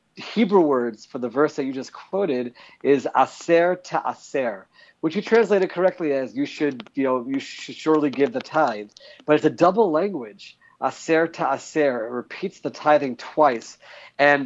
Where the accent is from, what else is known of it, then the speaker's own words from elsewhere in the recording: Maryland, United States; now in Israel; growing up in Maryland.